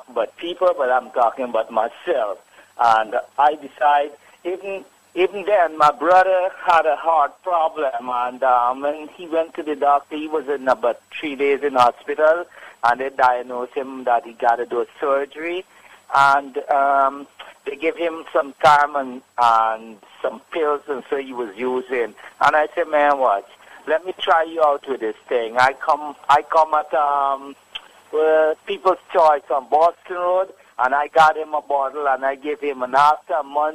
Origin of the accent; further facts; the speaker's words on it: Guyana; I'm from Guyana